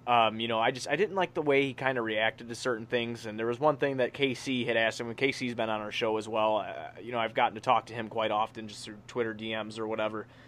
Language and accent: English; Blue Island, Illinois, United States; I come from Blue Island, Illinois. I lived in a one-bedroom trailer with my dad